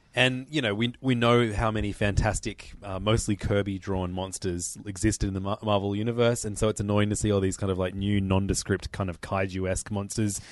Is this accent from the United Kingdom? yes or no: no; Australia; as an Australian